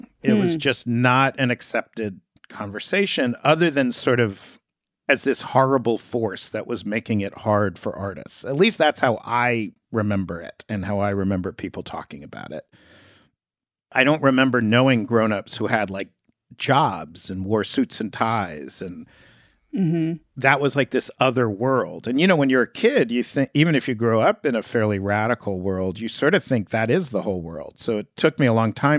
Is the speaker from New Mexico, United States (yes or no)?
no; New York City, New York, United States; I grew up in Greenwich Village, in this building that I grew up in called West Beth